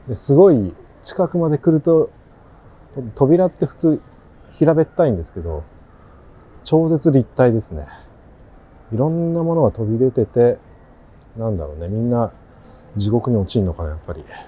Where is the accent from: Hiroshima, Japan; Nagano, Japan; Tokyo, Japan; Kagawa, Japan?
Kagawa, Japan; moved away; 香川県生まれの香川でお送りします